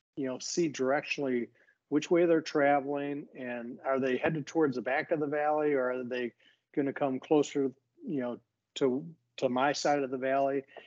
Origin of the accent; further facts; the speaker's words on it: Michigan, United States; also born or lived in Franklin, Tennessee; I'm from Michigan. I grew up in Michigan, and I've lived here most of my life